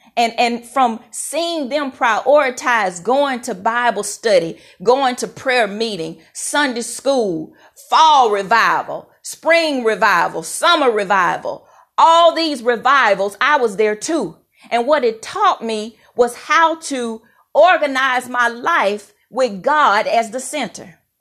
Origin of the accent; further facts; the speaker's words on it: Mississippi, United States; moved away; I'm so thankful for how I was raised in Mississippi. I'm a proud Mississippi girl